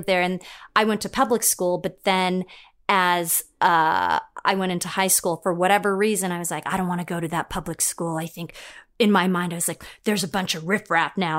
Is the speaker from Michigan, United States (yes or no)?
no; Los Angeles, California, United States; accent: Valley girl; I grew up in the Valley. I, uh, when I was a little kid, my parents moved because of work, so I grew up in Chatsworth.